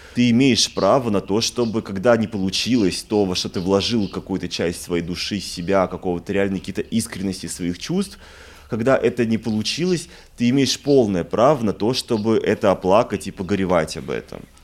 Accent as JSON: {"language": "Russian", "region": "Moscow", "country": "Russia", "also_born_or_lived": "Paris", "moved": "yes", "said": "я из Москвы"}